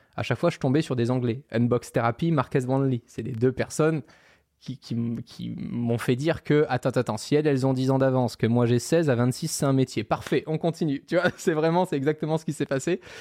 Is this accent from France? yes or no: no; Monaco; j'ai grandi à Monaco, donc dans un pays qui fait deux virgule cinq kilomètres carrés